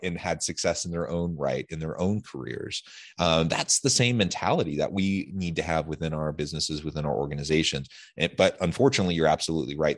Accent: Salem, Oregon, United States; now in Utah, United States; I grew up in Salem

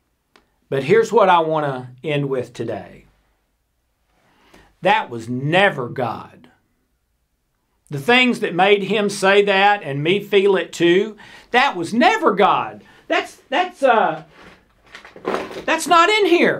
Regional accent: South Pittsburg, Tennessee, United States; this little 5,000 person town that I grew up in East Tennessee called South Pittsburgh

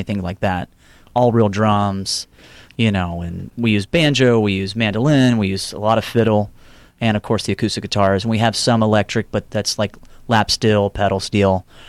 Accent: Houston, Texas, United States; moved away; I'm from Houston, yes.

